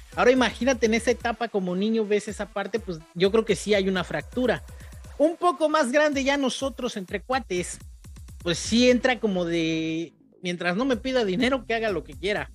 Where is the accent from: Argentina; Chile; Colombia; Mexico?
Mexico; hombre mexicano